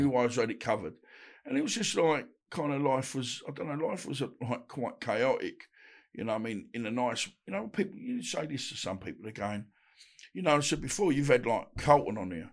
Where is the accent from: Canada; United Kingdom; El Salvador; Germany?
United Kingdom; Woodford, London; also born or lived in Bethnal Green / Essex; I was born in Bethnal Green, brought up in Woodford